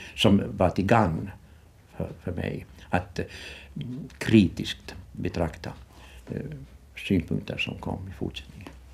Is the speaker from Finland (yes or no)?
yes; Ostrobothnia, Finland; moved away as an adult; also born or lived in Vårdö, Åland; now in Kökar, Finland; en bondpojke från Österbotten, rena eh, torra bondlandet